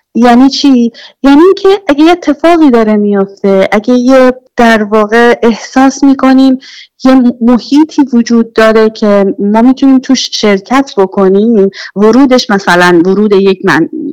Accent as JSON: {"language": "Persian", "country": "Iran", "moved": "yes", "lives_now": "Sweden", "said": "از ایران اومدیم"}